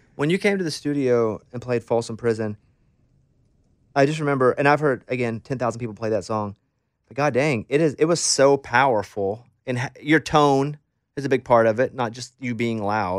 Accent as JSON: {"language": "English", "region": "Arkansas", "country": "United States", "said": "I'm from Arkansas"}